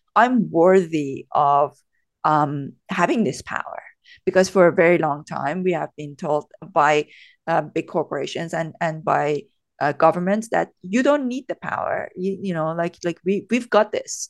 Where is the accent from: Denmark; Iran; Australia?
Iran; moved away as an adult; now in United Kingdom; I was born and brought up in Iran. So I came to the U K when I was twenty-three